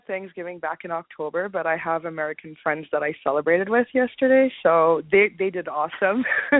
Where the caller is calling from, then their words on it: Brampton, Ontario, Canada; I'm calling from Brampton, Canada.